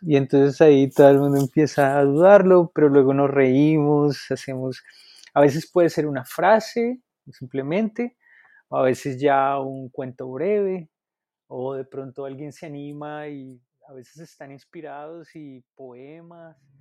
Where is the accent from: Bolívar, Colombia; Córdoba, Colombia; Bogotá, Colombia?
Bogotá, Colombia; now in Asheville, United States; yo soy de los Andes, de Bacatá, Colombia